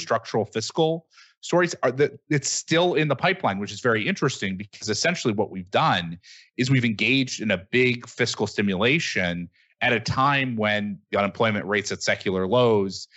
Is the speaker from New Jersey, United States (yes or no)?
no; Michigan, United States; I, I come from Michigan